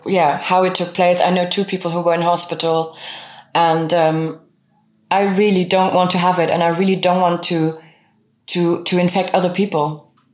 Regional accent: Luxembourg; first language French, German, Luxembourgish; English is a second language; also born or lived in Bavaria; now in Germany; we spoke French and German at home, and, and, and I learned Luxembourgish through school and my friends.

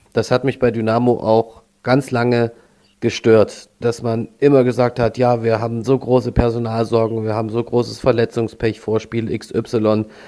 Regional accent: Neustadt in Sachsen, Saxony, Germany; ich bin hier 30 Kilometer von Dresden groß geworden in Neustadt

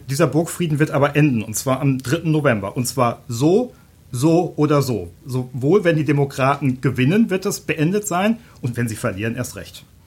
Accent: Germany; als Deutscher

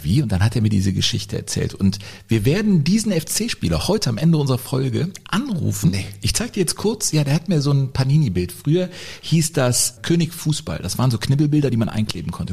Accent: Cologne, North Rhine-Westphalia, Germany; als gebürtiger Kölner

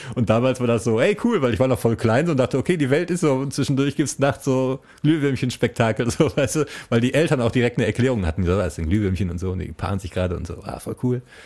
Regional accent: Essen, North Rhine-Westphalia, Germany; accent: Ruhrpott (Ruhr German); Ich bin ein Essener Jung

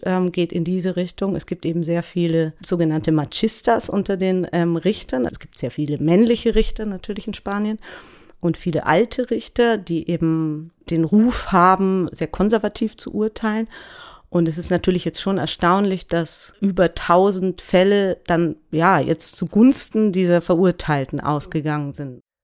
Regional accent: Germany; wir ja auch als Deutsche

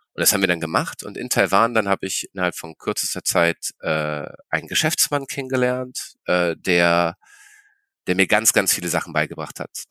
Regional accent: Berlin, Germany; also born or lived in China / Sweden; Ich bin in Berlin geboren, genau, Berlin geboren, ähm, in Kreuzberg groß geworden

